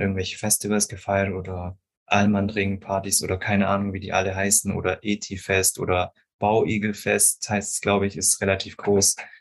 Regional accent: Stuttgart area, Baden-Württemberg, Germany; Ich bin ja auch selber hier aus der Gegend, deswegen ich hoffe, dass mein Dialekt nicht zu stark ist

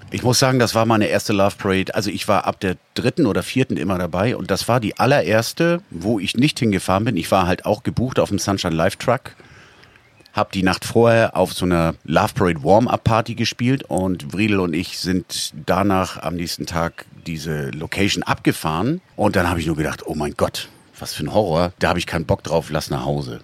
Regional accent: Northern Germany, Germany; als Norddeutscher

